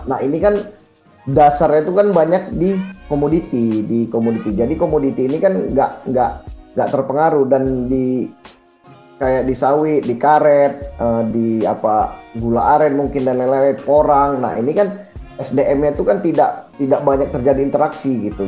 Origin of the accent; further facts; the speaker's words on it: Medan, North Sumatra, Indonesia; moved away; asal saya asalnya Medan